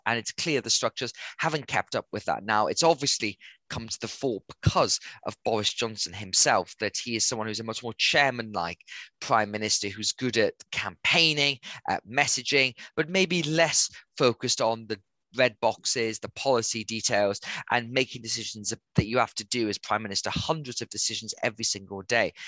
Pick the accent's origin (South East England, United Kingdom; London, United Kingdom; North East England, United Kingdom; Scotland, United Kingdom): North East England, United Kingdom; Gateshead; also born or lived in Durham; I grew up in Gateshead and went to um, school in Newcastle